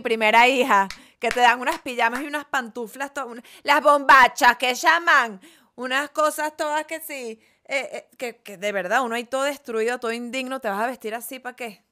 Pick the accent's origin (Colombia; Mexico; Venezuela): Venezuela; yo soy de Venezuela